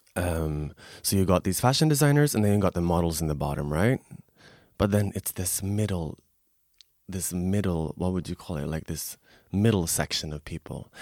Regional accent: Stockholm, Stockholm County, Sweden; moved away; also born or lived in Tokyo; I'm originally from Stockholm, Sweden.

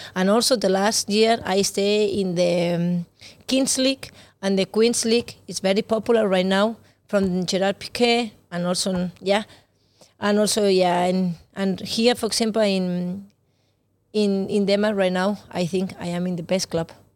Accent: Barcelona, Catalonia, Spain; English is a second language; moved away as an adult; now in Denmark; I am from Barcelona

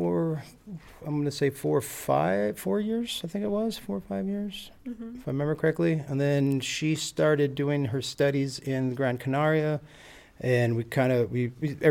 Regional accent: Long Beach, California, United States; moved away as an adult; now in Freiburg, Germany; I'm from Long Beach, California, now live in Freiburg, Germany, and I've been here now for 6 years

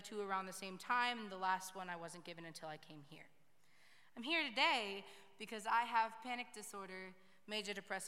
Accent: Hermantown, Minnesota, United States; moved away; I was raised in Hermantown, Minnesota

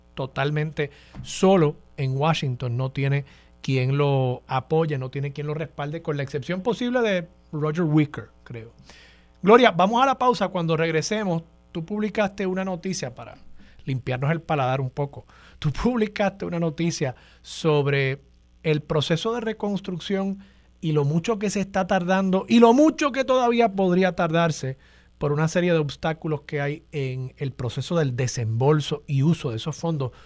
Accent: Puerto Rico; A los puertorriqueños

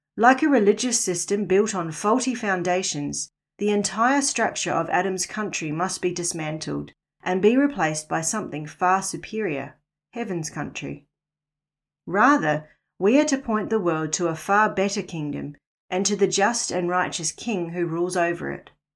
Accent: New Zealand; moved away as an adult; also born or lived in Northern Rivers, Australia; now in Australia; was born and raised in New Zealand, the land of the long white cloud

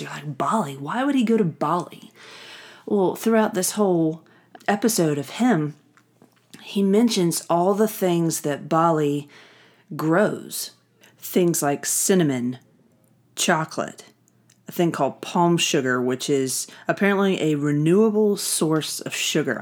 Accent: the South, United States; I grew up in the South

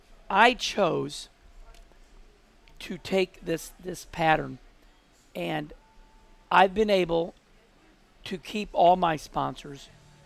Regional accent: Missouri, United States; moved away as an adult; also born or lived in St. Louis, Missouri / Charlotte, North Carolina; I grew up in Missouri.

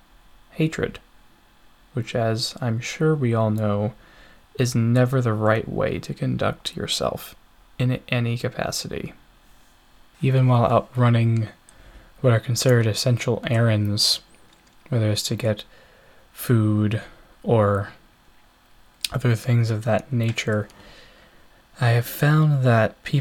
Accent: United States; I am from the United States

